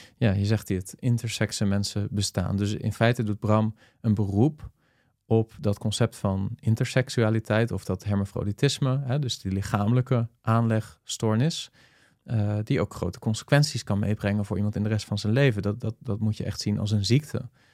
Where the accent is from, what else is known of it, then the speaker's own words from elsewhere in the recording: Netherlands; als Nederlanders